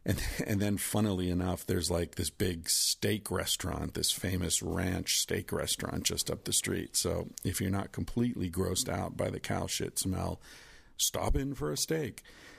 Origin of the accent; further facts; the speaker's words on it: Pennsylvania, United States; I grew up in Western Pennsylvania, where the air was full of soot and the streams were full of, you know, shit because of all the steel mills and the coal mining